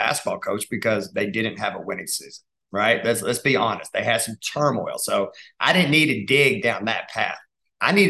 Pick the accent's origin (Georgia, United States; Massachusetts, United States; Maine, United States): Georgia, United States; Dalton; moved away; I'm from Dalton, Georgia